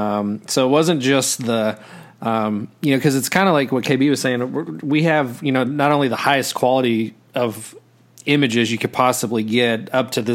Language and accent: English; West Tennessee, United States; I'm from West Tennessee